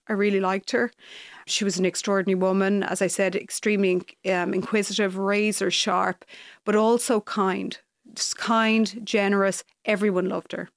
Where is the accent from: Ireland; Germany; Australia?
Ireland; Leitrim, Connacht; also born or lived in Galway / United States; we moved from Galway to Leitrim when I was two